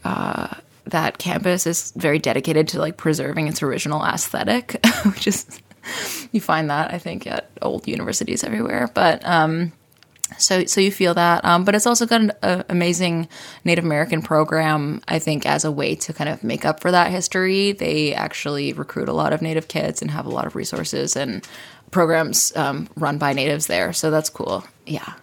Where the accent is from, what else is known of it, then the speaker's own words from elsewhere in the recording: Odanak First Nation, Quebec, Canada; I'm from Odanak First Nation